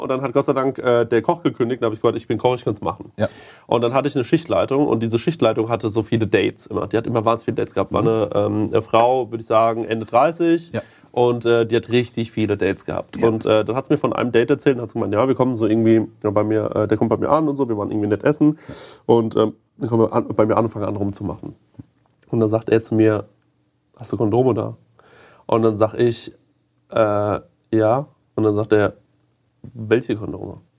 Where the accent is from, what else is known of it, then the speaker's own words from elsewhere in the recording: Goldbach, Bavaria, Germany; in Goldbach hatten wir immer zwei, wo ich aufgewachsen bin, zwei so Typen. Die hatten immer so einen Bayernhut auf, also diesen Spessarthut.